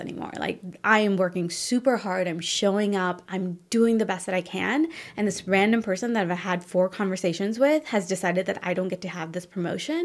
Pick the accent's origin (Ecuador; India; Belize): India; northern India; moved away; also born or lived in Chicago; I came from India, and my parents were very successful in India